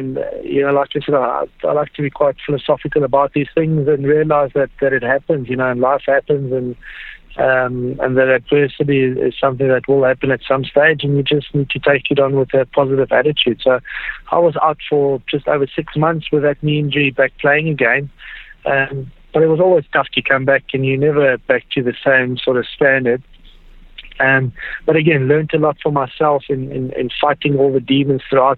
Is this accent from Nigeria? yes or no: no; South Africa; growing up as a South African